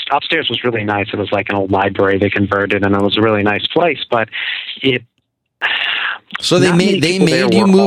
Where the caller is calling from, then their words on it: Newburyport, Massachusetts, United States; Actually, uh, Newburyport, so kind